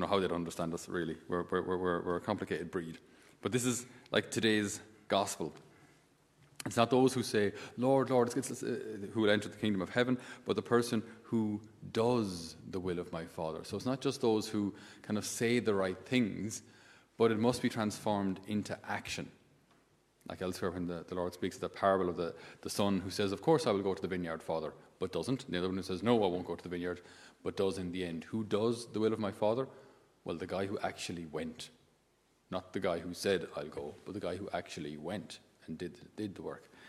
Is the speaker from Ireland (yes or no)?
yes; Ireland; in my school days, we didn't have anybody uh, who wasn't Irish